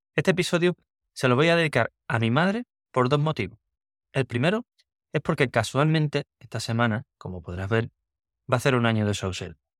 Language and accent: Spanish; Cádiz, Andalusia, Spain; moved away as an adult; also born or lived in San Fernando; now in Seville, Spain; yo nací en Cádiz